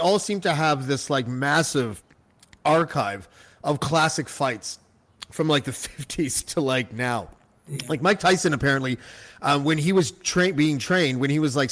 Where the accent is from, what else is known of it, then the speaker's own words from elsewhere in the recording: Toronto, Ontario, Canada; I'm from Toronto